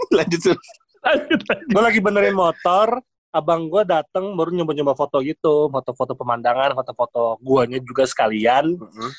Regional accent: East Kalimantan, Indonesia; gua kan dari Kaltim ya, gedenya di sono

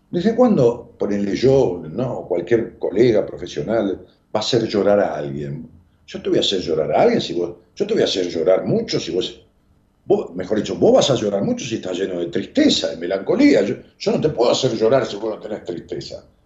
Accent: Argentina; mi problema tiene que ver con que soy una docente argentina, con tres hijos

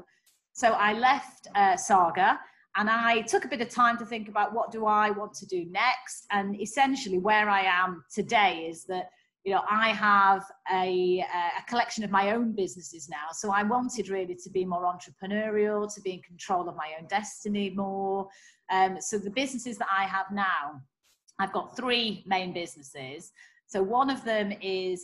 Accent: Manchester, North West England, United Kingdom; accent: northern; moved away; I'm a Mancunian originally by background. You can probably tell from my northern tones. So I started out life in Manchester

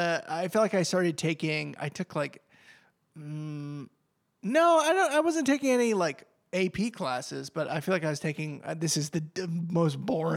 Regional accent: New Hampshire, United States; where I grew up in New Hampshire, there's a lot of space between houses, like the woods.

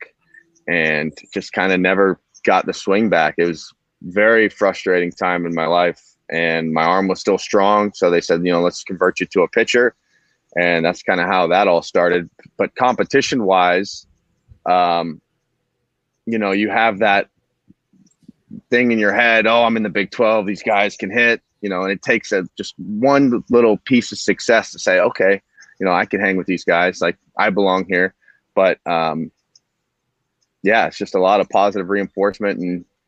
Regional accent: Hudson, Ohio, United States; I grew up in Hudson, Ohio. It's about 30 minutes south of Cleveland.

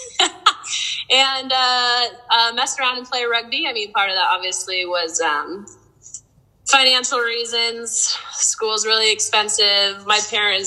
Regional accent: Spokane, Washington, United States; I was born in Spokane.

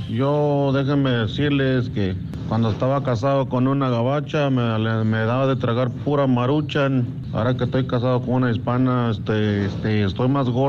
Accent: Guanajuato, Mexico; now in San Antonio, United States; yo soy del centro de la República también, soy de Guanajuato.

